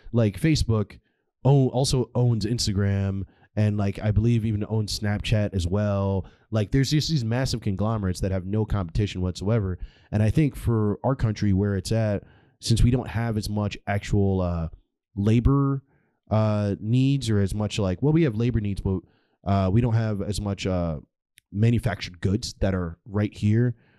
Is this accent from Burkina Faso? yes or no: no; United States; as an American